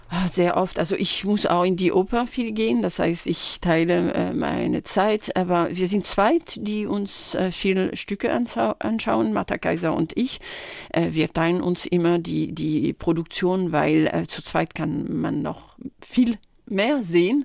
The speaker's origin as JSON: {"language": "German", "area": "village near Tours", "region": "Centre-Val de Loire", "country": "France", "tie": "born or raised there", "second_language": "German", "moved": "yes", "said": "ich bin äh, nicht in Tours direkt aufgewachsen. Ich bin auf dem Dorf äh, in, der Nähe"}